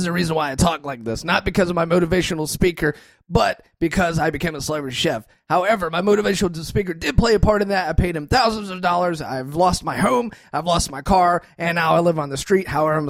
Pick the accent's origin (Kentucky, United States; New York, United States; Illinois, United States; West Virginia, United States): Kentucky, United States; I'm from Kentucky.